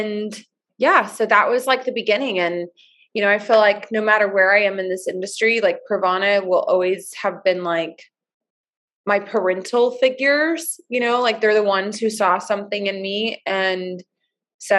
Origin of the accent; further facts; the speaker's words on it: Oklahoma, United States; moved away as an adult; now in Portland, United States; Oregon for 8 years now, but I'm originally from Oklahoma.